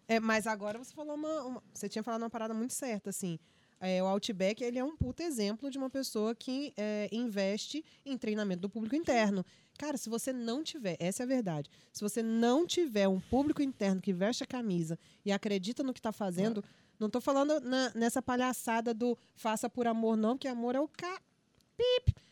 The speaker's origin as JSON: {"language": "Portuguese", "region": "Espírito Santo", "country": "Brazil", "also_born_or_lived": "Rio de Janeiro", "moved": "yes", "said": "eu sou capixaba"}